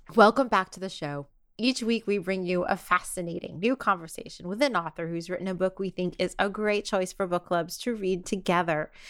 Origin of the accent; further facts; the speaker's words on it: New York, United States; as a New Yorker